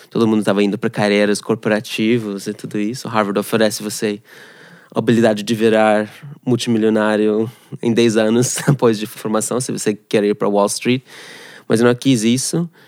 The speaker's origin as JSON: {"language": "Portuguese", "country": "Canada", "tie": "born or raised there", "also_born_or_lived": "Moscow, Russia / Ghana", "second_language": "Portuguese", "moved": "as an adult", "lives_now": "Brazil", "said": "Eu nasci na Rússia, em Moscou. A, a família saiu quase tipo refugiado para Canadá. Uh, cresci lá no Canadá, sou canadense."}